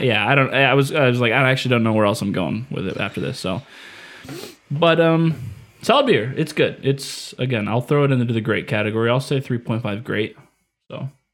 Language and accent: English; Indiana, United States; moved away; I'm from Indiana